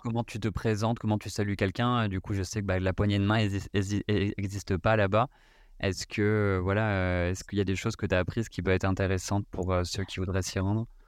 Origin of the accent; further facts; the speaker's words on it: France; en tant que Français